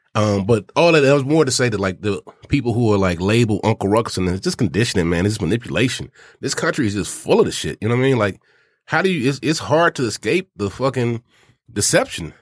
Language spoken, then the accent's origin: English; Arkansas, United States; I'm from Arkansas